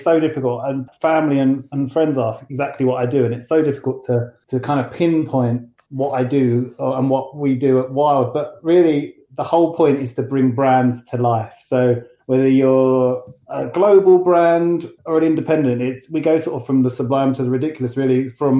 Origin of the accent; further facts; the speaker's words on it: London, United Kingdom; moved away as an adult; now in Matlock, United Kingdom; So, as you can tell, I'm not from Derbyshire. I don't have a Derbyshire accent. I sort of emigrated from London a good sort of 5 years ago.